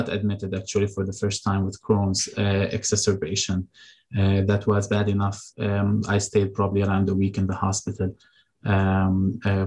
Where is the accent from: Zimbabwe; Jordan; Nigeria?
Jordan; now in Michigan, United States; I'm from Jordan. So I go back to Jordan.